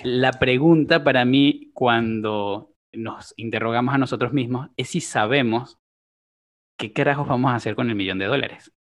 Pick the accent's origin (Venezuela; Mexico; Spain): Venezuela; moved away as an adult; also born or lived in Colombia (family); now in Uruguay; mi familia es originaria de Colombia, yo nací en Venezuela y ya tengo alrededor de siete años en, en Uruguay